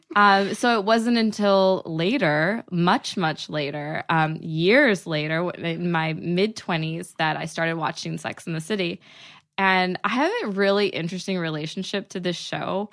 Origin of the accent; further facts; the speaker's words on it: outside of Dallas, Texas, United States; moved away as an adult; now in Los Angeles, United States; I'm from outside of Dallas. So, I'm from a small town